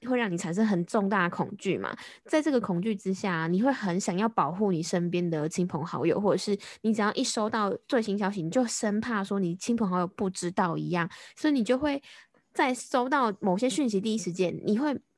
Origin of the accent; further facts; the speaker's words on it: Taiwan; 我们台湾这边